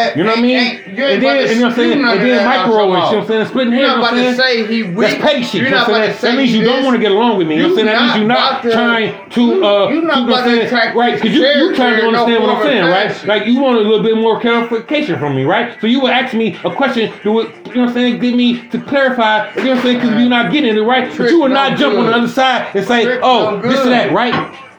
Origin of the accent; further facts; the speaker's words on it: Jamaica; I'm a Jamaican around this bitch.